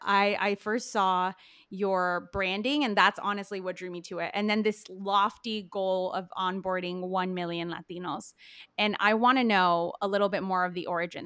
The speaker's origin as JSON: {"language": "English", "town": "Chicago", "region": "Illinois", "country": "United States", "tie": "born or raised there"}